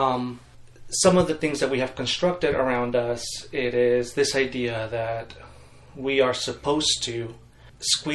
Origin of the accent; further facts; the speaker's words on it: Mexico; I grew up in Mexico, and I am a third generation Baptist in Mexico